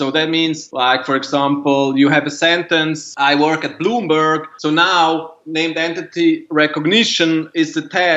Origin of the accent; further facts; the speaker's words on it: Zurich, Switzerland; moved away as an adult; now in New York, United States; I grew up in Zurich, Switzerland